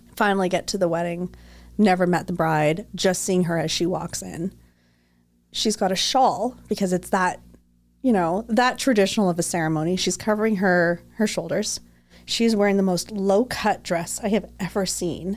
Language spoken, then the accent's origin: English; Toronto, Ontario, Canada; moved away; Now I'm from Toronto